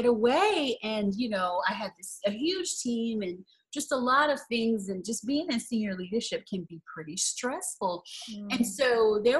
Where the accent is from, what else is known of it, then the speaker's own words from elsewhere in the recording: New Orleans, Louisiana, United States; I'm originally from New Orleans.